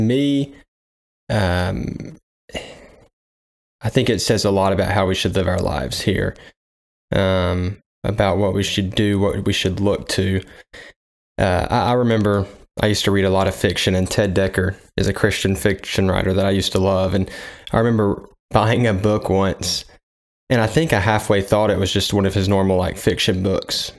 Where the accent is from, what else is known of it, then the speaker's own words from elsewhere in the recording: United States; as an American